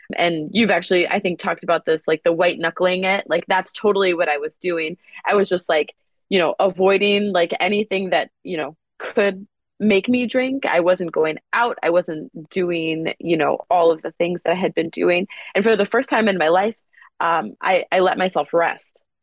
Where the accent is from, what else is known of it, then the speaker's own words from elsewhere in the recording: Wisconsin, United States; I grew up in Wisconsin